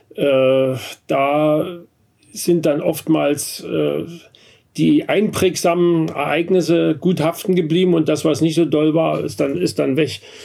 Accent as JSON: {"language": "German", "area": "Vogtland", "region": "Saxony", "country": "Germany", "tie": "born or raised there", "moved": "yes", "lives_now": "Berlin, Germany", "said": "ich bin im Vogtland aufgewachsen, also ungefähr 400 Meter höher als, als hier in Berlin"}